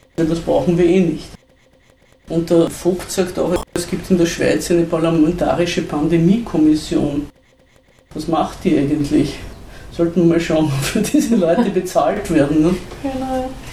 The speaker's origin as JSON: {"language": "German", "town": "Zell am See", "region": "Salzburg", "country": "Austria", "said": "Wir sind ja beide aus Zell am See"}